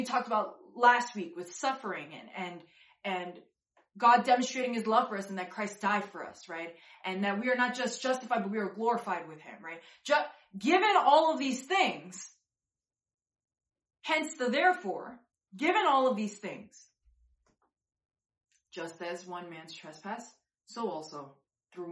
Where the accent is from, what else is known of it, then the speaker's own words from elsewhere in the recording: New York, United States; I'm a New Yorker